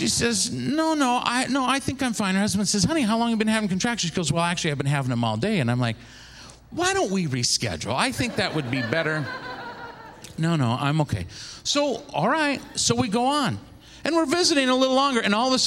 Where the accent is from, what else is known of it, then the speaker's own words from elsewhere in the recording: Seattle, Washington, United States; also born or lived in Kent, Washington; I grew up in Seattle, Washington area.